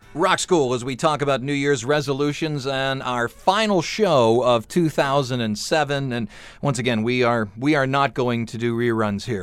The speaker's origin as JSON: {"language": "English", "town": "Cleveland", "region": "Ohio", "country": "United States", "tie": "born or raised there", "said": "I grew up in Cleveland"}